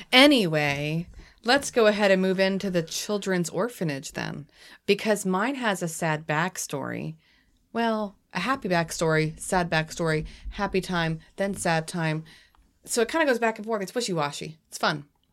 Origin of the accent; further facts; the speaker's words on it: New England, United States; I have a weird accent, too, because I'm actually from New England. So I overcompensate and try to overpronounce my R's because I'm not used to saying R's.